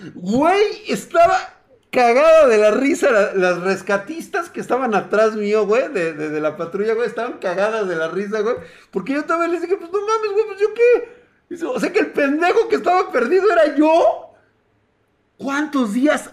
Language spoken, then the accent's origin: Spanish; Mexico City, Mexico; yo soy de la Ciudad de México